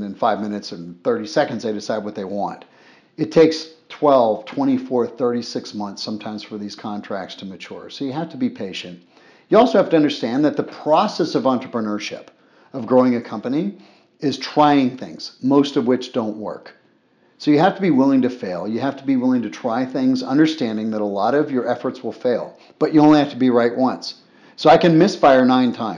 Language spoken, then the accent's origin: English; Boca Raton, Florida, United States; moved away as an adult; also born or lived in Afghanistan; I grew up in Boca Raton, Florida